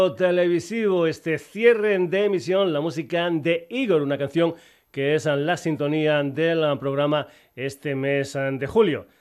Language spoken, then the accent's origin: Spanish; Extremadura, Spain; gente de mi tierra Extremadura